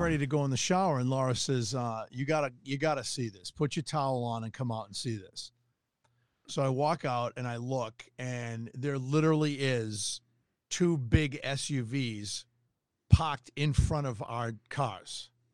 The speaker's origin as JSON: {"language": "English", "town": "Tucson", "region": "Arizona", "country": "United States", "said": "I'm from Tucson"}